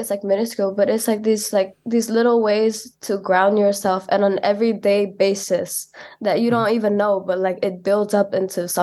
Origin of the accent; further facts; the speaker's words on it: Kampong Cham, Cambodia; moved away; also born or lived in Phnom Penh; I'm from Kapong Cham. I've lived in Phnom Penh most of my life. But mostly ground in Kapong Cham.